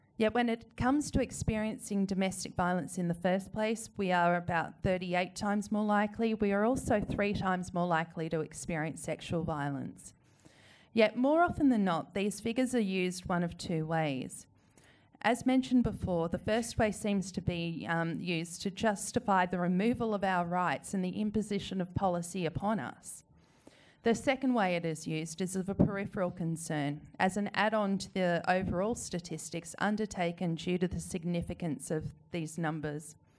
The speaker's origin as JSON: {"language": "English", "country": "Australia"}